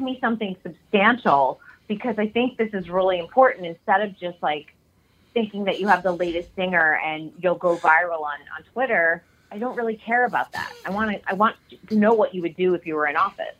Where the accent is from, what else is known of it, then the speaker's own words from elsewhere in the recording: New England, United States; I'm from New England and there's a lot of blue bloods and old money